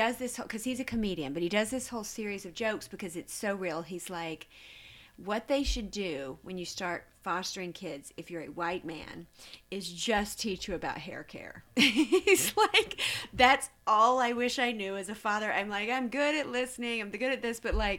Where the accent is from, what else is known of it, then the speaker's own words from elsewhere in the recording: the South, United States; growing up in the South, as a little girl in a small town in the South